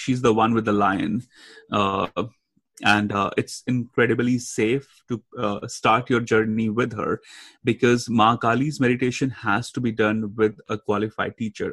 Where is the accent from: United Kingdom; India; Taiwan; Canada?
India; now in United States; growing up in India and then moving to US and then traveling everywhere